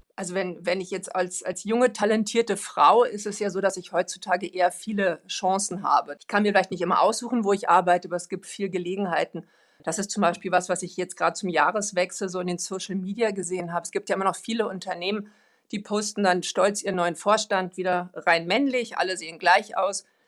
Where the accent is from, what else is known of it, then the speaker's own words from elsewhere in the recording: Sweden; moved away; ich bin ja selber auch Schwedin